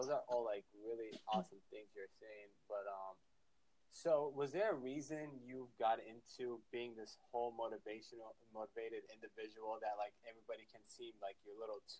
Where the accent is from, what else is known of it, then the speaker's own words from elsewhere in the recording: Florida, United States; accent: Southern; I'm from Florida.